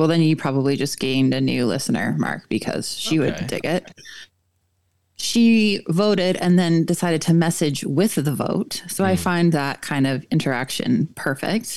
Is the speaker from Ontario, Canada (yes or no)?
yes; Southwestern Ontario, Canada; I'm originally a Southwestern Ontario gal